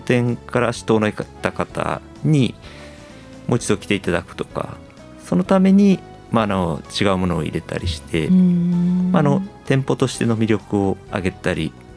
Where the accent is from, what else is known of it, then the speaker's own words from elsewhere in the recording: Nishinomiya, Hyogo, Japan; moved away as an adult; now in Yonago, Japan; そうですね兵庫県の西宮市ですね